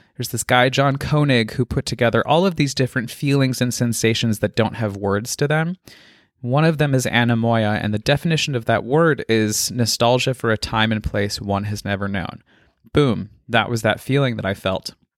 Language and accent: English; Colorado, United States; I was born and raised in Colorado and lived in the foothills of the Rockies